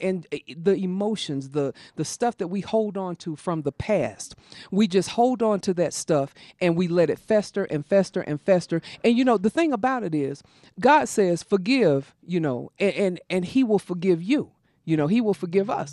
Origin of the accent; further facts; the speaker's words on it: South Carolina, United States; growing up in South Carolina in a house that had no plumbing